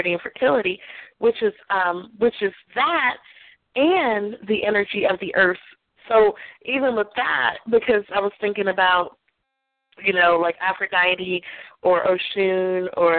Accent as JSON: {"language": "English", "town": "Aberdeen", "region": "Maryland", "country": "United States", "tie": "born or raised there", "said": "I was from Aberdeen, Maryland, and I was really young."}